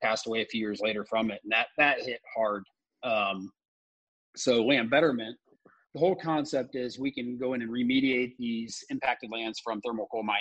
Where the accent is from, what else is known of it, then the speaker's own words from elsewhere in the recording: Indiana, United States; moved away as an adult; also born or lived in New York / Australia; I was also born and raised in Indiana